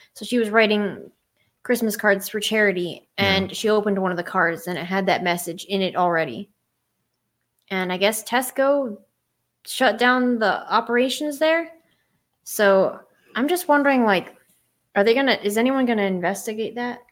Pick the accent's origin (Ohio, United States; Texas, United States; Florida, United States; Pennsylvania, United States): Pennsylvania, United States; I'm from Pennsylvania